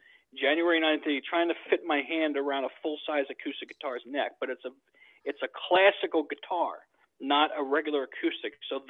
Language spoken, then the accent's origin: English; New York, United States; also born or lived in Bogota, Colombia / New Jersey; I was born in Bogota, Colombia, but I was raised here in the States, in New York